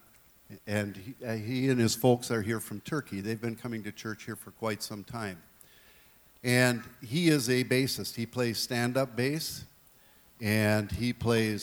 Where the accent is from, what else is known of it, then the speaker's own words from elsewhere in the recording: Willmar, Minnesota, United States; growing up in the Covenant Church in Wilmer